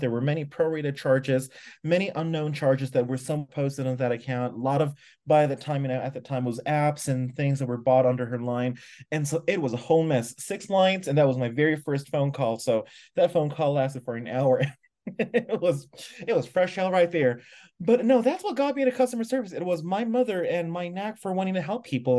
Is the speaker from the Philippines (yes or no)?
yes; Philippines; moved away as an adult; now in Mexico; I am originally from the Philippines, was supposed to move to the U S, but now I live in Mexico instead